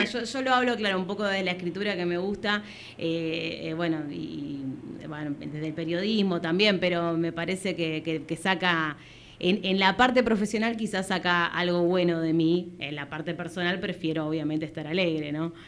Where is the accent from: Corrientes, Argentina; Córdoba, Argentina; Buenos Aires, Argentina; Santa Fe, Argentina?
Buenos Aires, Argentina; yo soy de Barracas